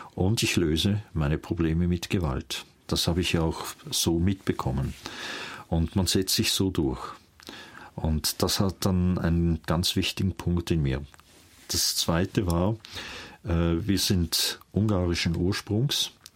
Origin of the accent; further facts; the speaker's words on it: near St. Gallen, Switzerland; also born or lived in Vienna, Austria / Emmental, Bern, Switzerland; Und so landeten wir in der Nähe von St. Gallen. Und dort bin ich eigentlich aufgewachsen